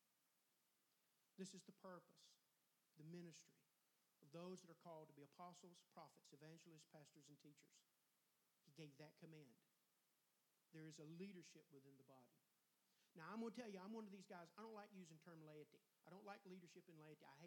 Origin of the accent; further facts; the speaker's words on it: Longwood, United States; I'm from Longwood. I come from way back now